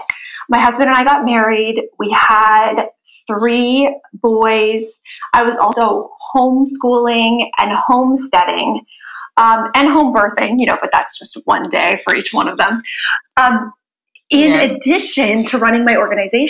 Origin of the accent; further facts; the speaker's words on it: Canada; moved away as an adult; also born or lived in New Jersey; I grew up in Canada as a figure skater.